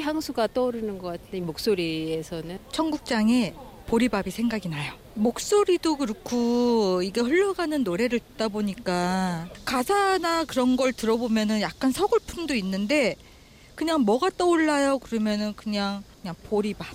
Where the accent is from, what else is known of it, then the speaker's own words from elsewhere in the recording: Namwon, North Jeolla, South Korea; moved away; 그 어릴 때 자랐던 그 남원 섬진강도 생각나고요.